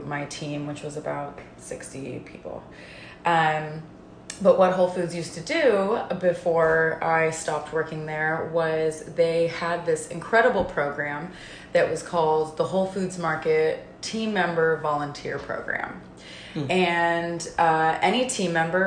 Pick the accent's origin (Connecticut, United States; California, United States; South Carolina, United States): California, United States; Concord; also born or lived in Martinez, California / Bay Area; now in Monterey, United States; I'm originally from the Bay Area, and I keep it vague like that because I've lived all over the Bay Area and have spent a very decent amount of time in every section of it, but I technically grew up between Concord and Martinez, California in Contra Costa County of the East Bay.